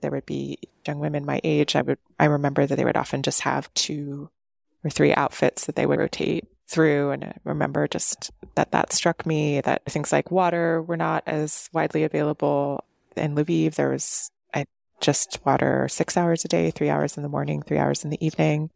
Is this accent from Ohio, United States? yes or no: yes; Cleveland, Ohio, United States; I grew up in Cleveland.